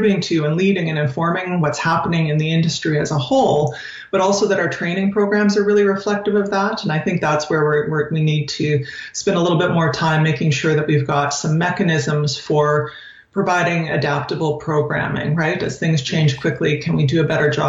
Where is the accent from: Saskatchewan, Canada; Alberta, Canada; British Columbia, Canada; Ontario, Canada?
Saskatchewan, Canada; moved away as an adult; also born or lived in California; now in Saskatoon, Canada; I grew up in Saskatchewan, so I grew up on a farm just north of St. Bruce, Saskatchewan, a mixed farm